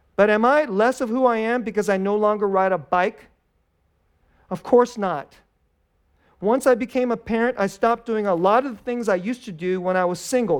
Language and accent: English; United States; we're Americans.